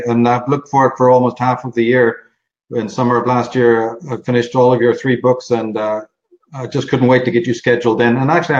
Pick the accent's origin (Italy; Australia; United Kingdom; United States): United Kingdom; Northern Ireland; I grew up in the Troubles.